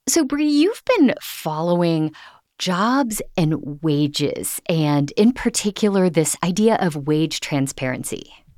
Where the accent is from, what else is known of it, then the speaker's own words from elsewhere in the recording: Ohio, United States; now in Denver, United States; my home state of Ohio